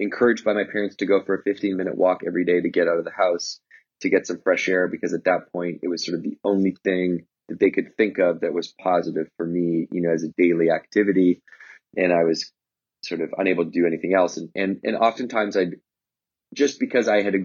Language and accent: English; Victoria, British Columbia, Canada; in Victoria where I grew up, which is, you know, near Vancouver, but it's an island.